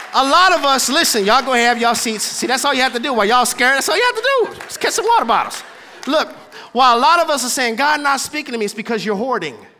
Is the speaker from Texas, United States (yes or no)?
yes; Houston, Texas, United States; I'm from Houston, Texas, born and raised on a playground. That's where I spend most of my days